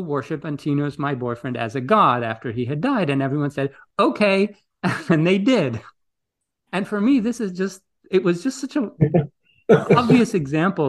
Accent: Greece; moved away; I grew up in Greece

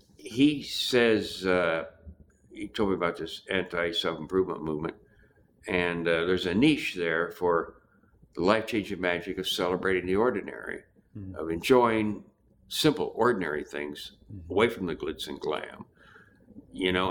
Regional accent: Nebraska, United States; moved away; also born or lived in California; I grew up in Nebraska, no TV, scratchy radio station

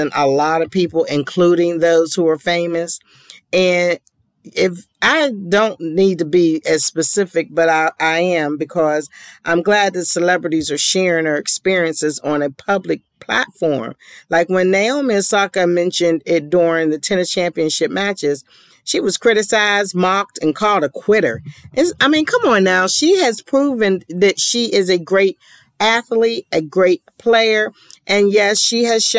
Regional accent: Pittsburgh, Pennsylvania, United States; moved away; my hometown of Pittsburgh

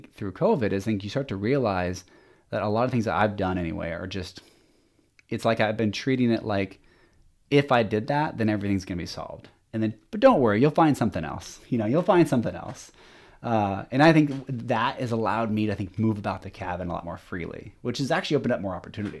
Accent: Lynnwood, Washington, United States; also born or lived in Shoreline; but now I was born in Shoreline, Washington. And then we moved, up to Linwood. And then, from there I went to college and PLU, and, I know I'm skipping around quite a bit, but my entire life has been in Washington.

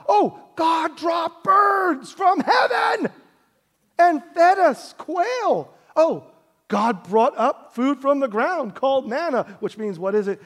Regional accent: New York City, New York, United States; we grew up in Brooklyn, New York

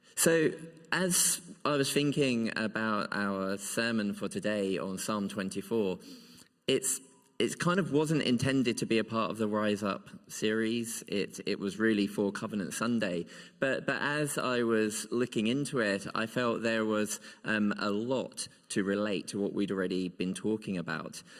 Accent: Kent, South East England, United Kingdom; moved away as an adult; now in Scotland, United Kingdom; I have a place that I would always call home still in Kent. Because this is a place where I grew up

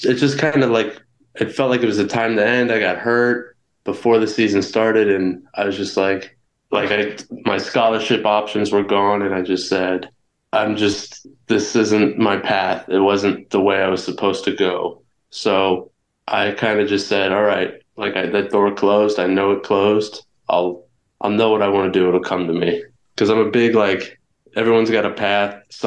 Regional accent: Ohio, United States; as an Ohioan

